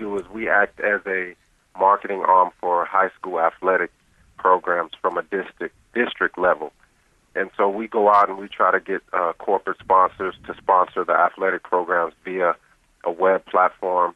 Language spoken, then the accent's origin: English; North Carolina, United States; I grew up here in North Carolina